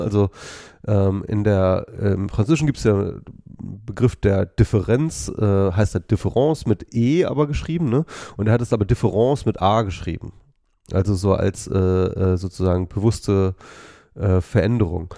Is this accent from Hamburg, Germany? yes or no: no; Wolfsburg, Lower Saxony, Germany; also born or lived in Lüneburg; Ich bin in Wolfsburg geboren, habe in Lüneburg studiert